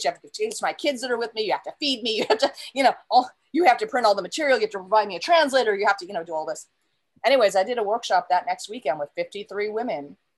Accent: United States; first language English; moved away; also born or lived in Saudi Arabia; I'm from America, but I lived in Saudi

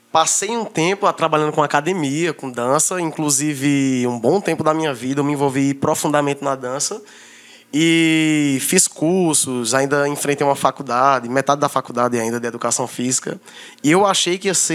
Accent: Paraíba, Brazil; Eu, no caso, sou paraibano, cabra macho.

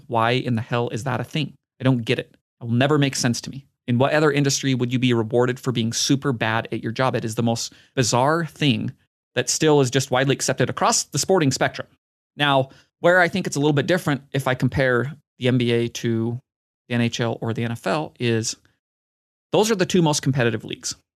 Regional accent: Utah, United States; my home state

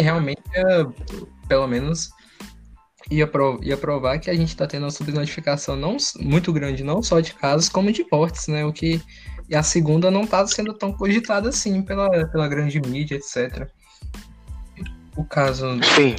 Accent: Goiás, Brazil; eu sou goiano aqui

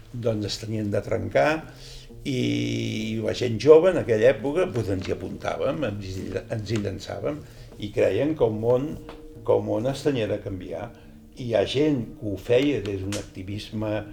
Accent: Sabadell, Catalonia, Spain; born or raised there; first language Catalan; moved away as an adult; now in Formentera, Spain

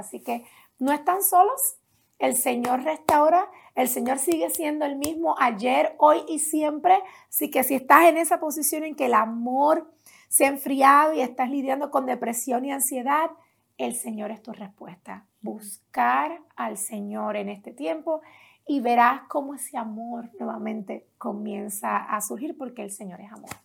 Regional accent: Las Piedras, Puerto Rico; Allá en Puerto Rico crecí en un pueblo pequeño, no se ha hablado mucho, se habla mucho, ¿verdad?, de los pueblos más del área metropolitana, pero yo crecí más en un pueblo llamado Las Piedras.

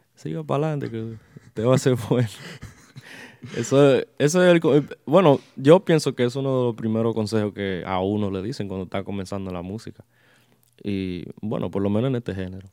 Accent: Lindenhurst, New York, United States; yo soy de Long Island, eh, Suffolk County. Si conocen Suffolk County, un pueblo llamado Lindenhurst, soy de allá. Eh, eso es cerca de Copec, que muchas personas conocen más. Eh, eh, toda mi vida he vivido allá y eh, aún sigo viviendo allá

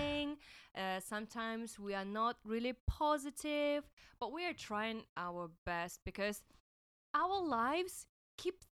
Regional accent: Russia; now in Hong Kong; I'm from Russia

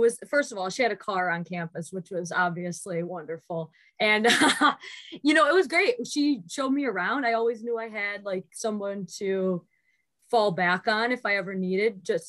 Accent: Utica, New York, United States; we're from Unica.

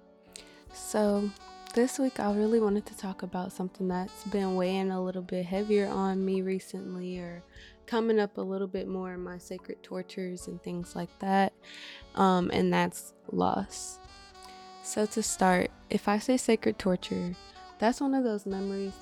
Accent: Midwest, United States; I'm from the Midwest

